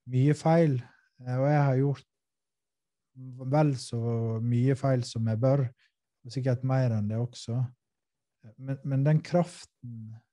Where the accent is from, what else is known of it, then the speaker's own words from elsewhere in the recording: Western Norway, Norway; jeg er vestlending norsk